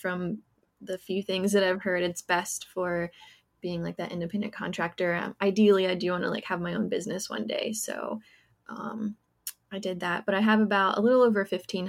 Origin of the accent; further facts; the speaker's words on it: Virginia, United States; moved away as an adult; now in North Carolina, United States; I'm originally from Virginia, went to college there and everything.